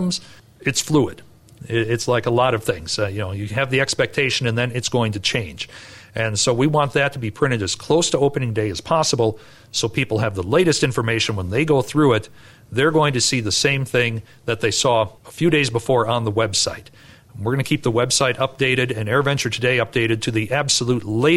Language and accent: English; Wisconsin, United States; I'm from Wisconsin